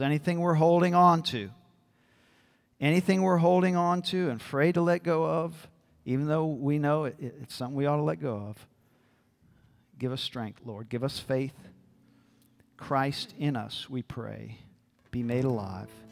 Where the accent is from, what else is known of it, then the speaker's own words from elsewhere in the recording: New Orleans, Louisiana, United States; I'm from New Orleans